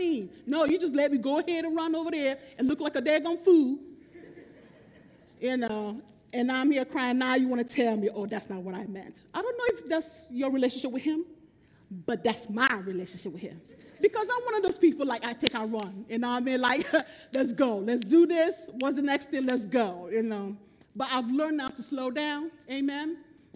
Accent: Nigeria; also born or lived in Bronx, New York, United States; I was born in Bronx, New York, but raised in Nigeria.

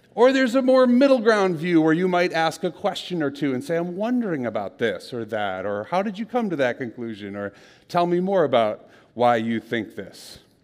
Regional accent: Minnesota, United States; I'm from Minnesota

